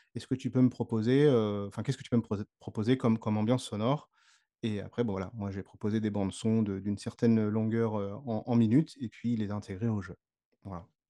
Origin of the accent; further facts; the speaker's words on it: Le Havre, Normandy, France; je suis natif donc de Normandie, du, du Havre plus précisément